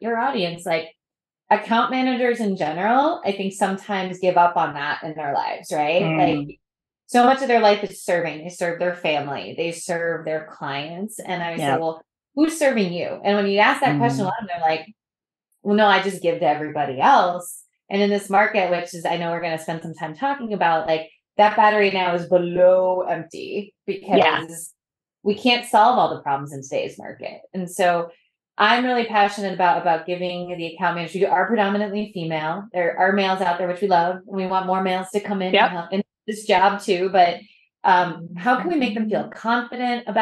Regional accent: New England, United States; I'm from New England

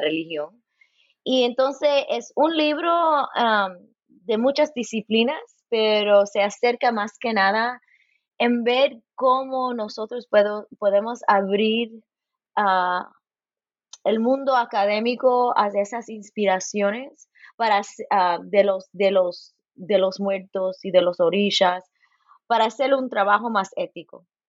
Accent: Los Angeles, California, United States; now in Bloomington, United States; Nací en Los Ángeles, mi mamá es cubana y mi padre es puertorriqueño. Y ahí en California

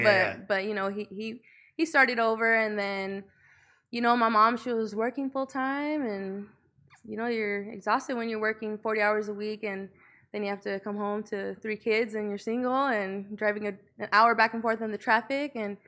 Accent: Los Angeles, California, United States; I'm from Northeast LA, Highland Park.

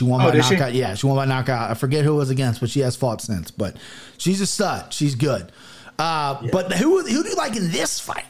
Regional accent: Midwest, United States; I'm an American Christian, okay? I'm a Midwest blooded American.

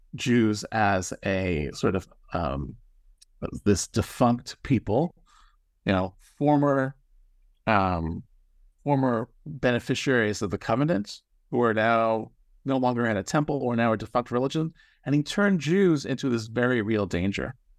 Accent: Toronto, Ontario, Canada; moved away; I grew up in Toronto, Canada

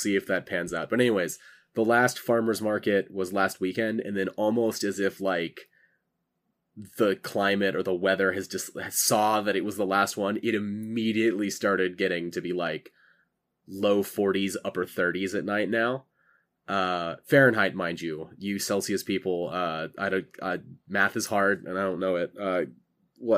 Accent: California, United States; moved away as an adult; I'm from California.

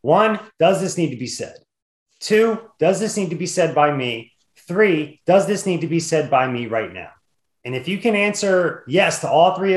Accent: New Jersey, United States; now in Washington, D.C. area, United States; I grew up in Jersey

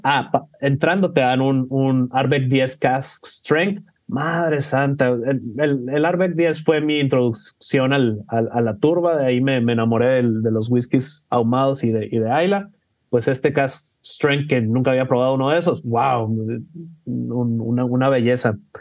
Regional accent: Mexico; soy, de México

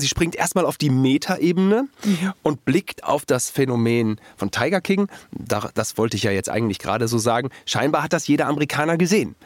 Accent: Germany; als Deutscher

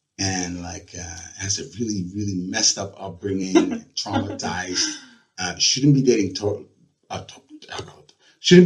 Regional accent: Netherlands; English is a second language; now in New Jersey, United States; I am from the Netherlands. And I live now in New Jersey.

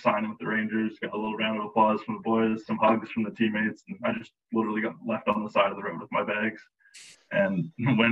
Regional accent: British Columbia, Canada; moved away as an adult; being from British Columbia

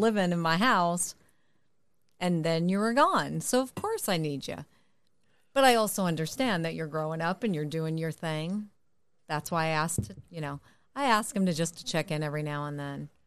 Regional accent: Connecticut, United States; now in California, United States; I moved to California, but I'm originally from Connecticut

